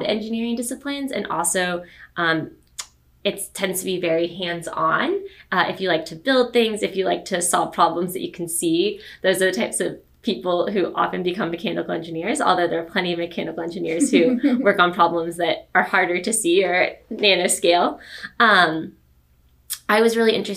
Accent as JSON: {"language": "English", "town": "Fresno", "region": "Texas", "country": "United States", "tie": "born or raised there", "also_born_or_lived": "Princeton, New Jersey / Boston, Massachusetts", "moved": "as an adult", "said": "I am a proud Houstonian. I was born and raised in Fresno, Texas, so about 40 minutes from U of H."}